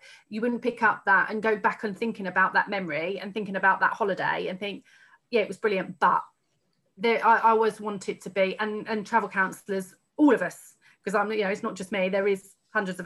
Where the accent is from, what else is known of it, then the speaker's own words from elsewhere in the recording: Haverhill, East of England, United Kingdom; I grew up in Haverhill, where I was still living at the time.